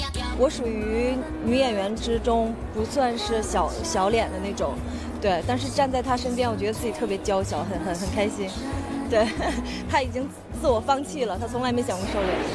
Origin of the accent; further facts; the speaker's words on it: Northeast China, China; 我也是东北人，是老乡